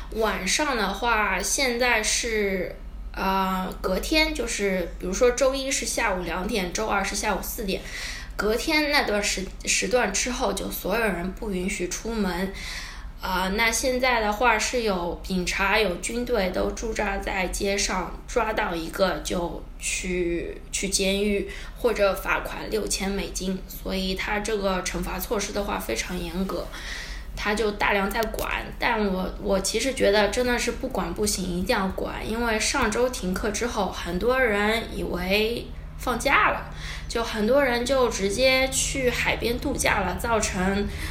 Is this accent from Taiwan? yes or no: no; China; moved away as an adult; also born or lived in Shanghai, China / United States; now in Ecuador; 我是中国人，然后去美国待过一小段时间